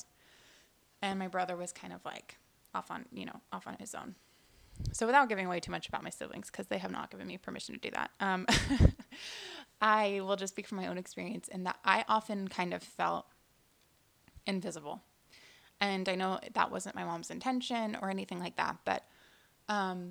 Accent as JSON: {"language": "English", "town": "Houston", "region": "Texas", "country": "United States", "tie": "born or raised there", "also_born_or_lived": "New York", "said": "I was born in New York, but we moved here in Houston shortly after I was born"}